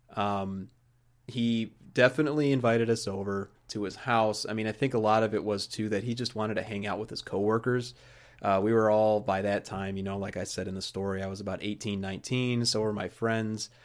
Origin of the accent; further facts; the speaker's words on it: Joliet, Illinois, United States; the Joliet area where I grew up in Illinois